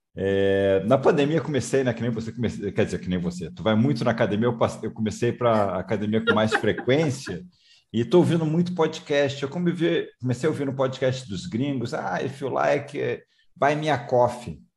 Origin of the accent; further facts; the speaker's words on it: Rio de Janeiro, Brazil; moved away; Eu também sou é. carioca, estou morando fora do Rio um tempão, mas sou carioca